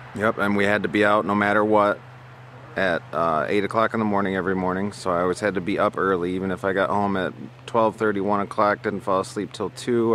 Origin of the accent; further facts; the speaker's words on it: Midland, Michigan, United States; I come from Midland, Michigan, a wealthy town where Dow Chemical is